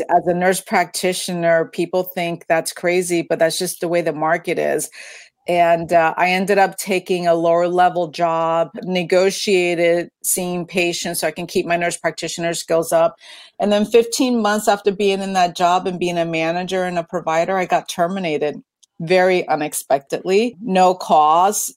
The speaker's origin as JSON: {"language": "English", "region": "East Coast", "country": "United States", "tie": "born or raised there", "moved": "as an adult", "lives_now": "Washington, United States", "said": "I grew up on the East Coast."}